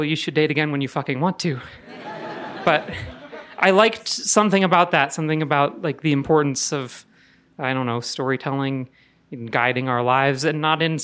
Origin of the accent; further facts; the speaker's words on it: Indiana, United States; moved away as an adult; now in Denver, United States; I'm from Indiana